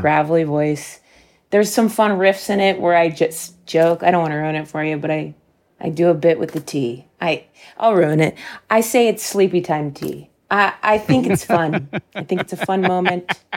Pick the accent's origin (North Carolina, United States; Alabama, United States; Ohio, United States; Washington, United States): Ohio, United States; Dayton; my hometown of Dayton, Ohio